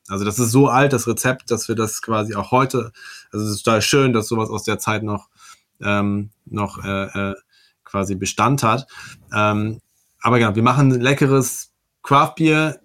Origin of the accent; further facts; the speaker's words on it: Werne, North Rhine-Westphalia, Germany; Ich komme aus Werne